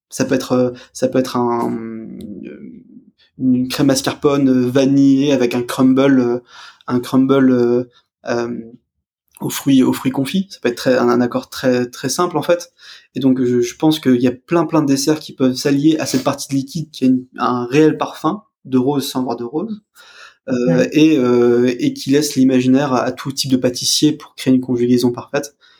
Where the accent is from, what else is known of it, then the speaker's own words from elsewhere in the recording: France; en tant que français